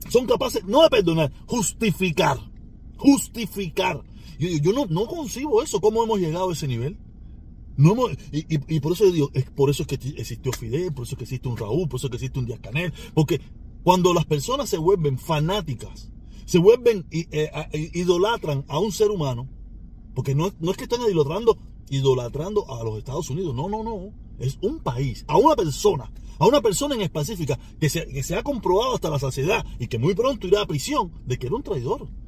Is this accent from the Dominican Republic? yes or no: no; Cuba; yo sigo siendo el protestón cubano